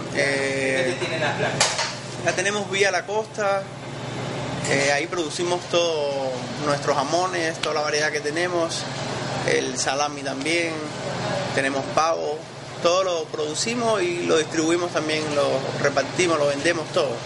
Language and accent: Spanish; Cuba; now in Ecuador; desde que vine de Cuba